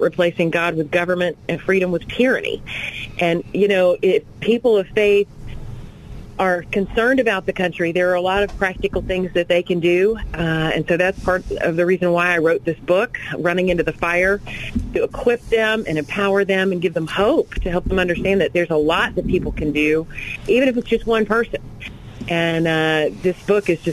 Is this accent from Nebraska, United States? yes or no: no; Montgomery, Alabama, United States; I'm originally from Montgomery